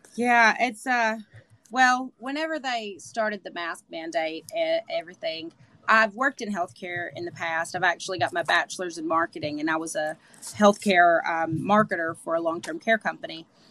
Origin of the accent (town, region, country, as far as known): Manchester, Tennessee, United States; born or raised there